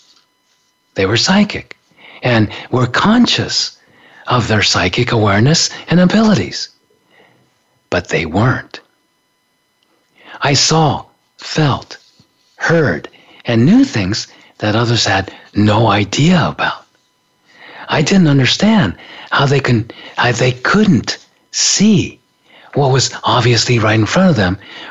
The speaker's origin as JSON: {"language": "English", "country": "Japan", "tie": "born or raised there", "also_born_or_lived": "San Francisco", "moved": "as an adult", "said": "growing up in Japan in the 50s and 60s"}